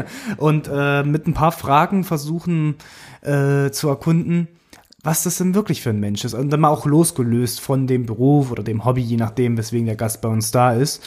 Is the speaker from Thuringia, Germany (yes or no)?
yes; Thuringia, Germany; moved away as an adult; now in Berlin, Germany; Ich komme aus dem Osten, Thüringen, um genau zu sein.